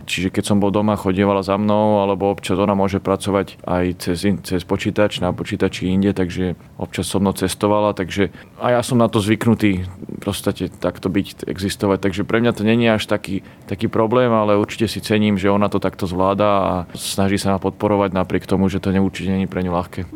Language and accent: Slovak; Slovakia; doma na Slovensku